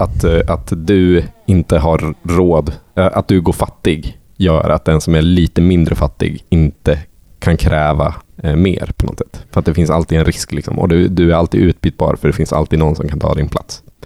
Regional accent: Sweden; där jag är ifrån, så utanför vinden

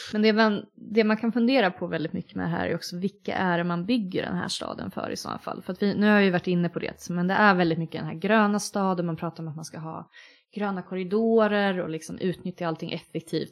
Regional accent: Linköping, Östergötland, Sweden; now in Uppsala, Sweden; Linköping där jag kommer ifrån

